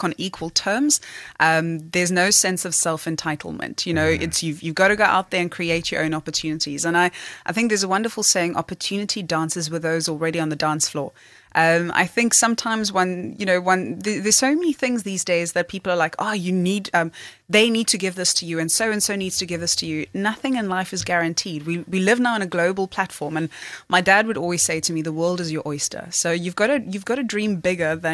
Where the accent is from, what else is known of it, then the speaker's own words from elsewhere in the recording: Cape Town, Western Cape, South Africa; I grew up in Blackheath